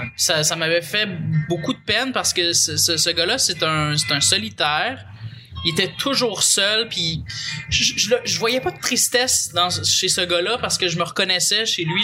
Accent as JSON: {"language": "French", "town": "Pointe-Calumet", "region": "Quebec", "country": "Canada", "said": "je viens de Pointe-Calumet"}